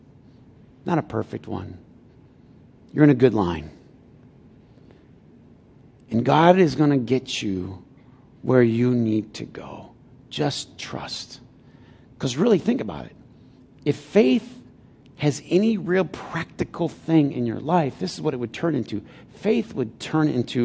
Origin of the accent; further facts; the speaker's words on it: Flint, Michigan, United States; I'm from Flint